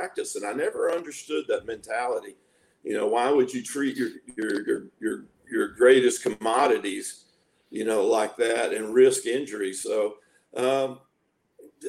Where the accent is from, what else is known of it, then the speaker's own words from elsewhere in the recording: Tyler, Texas, United States; I was born in Tyler, Texas